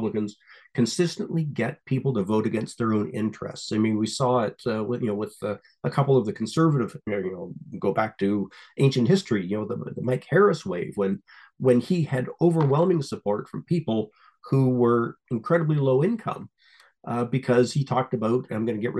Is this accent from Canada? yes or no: yes; Canada; I'm a Canadian